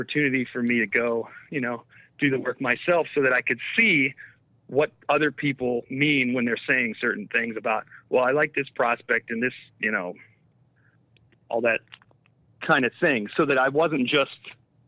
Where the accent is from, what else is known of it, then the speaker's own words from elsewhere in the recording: Northeast Ohio, United States; I'm from Northeast Ohio